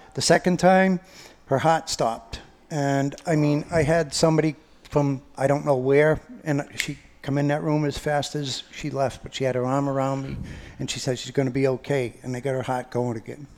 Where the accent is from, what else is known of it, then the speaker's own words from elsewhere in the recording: Lawrence, Massachusetts, United States; moved away as an adult; also born or lived in Methuen, Massachusetts; now in Nashua, United States; I was born and raised in the city of Lawrence